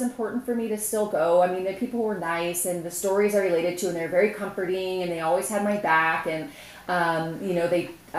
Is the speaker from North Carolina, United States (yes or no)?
no; Vacaville, California, United States; also born or lived in Sacramento; I grew up in Vacaville. Well, for the most part.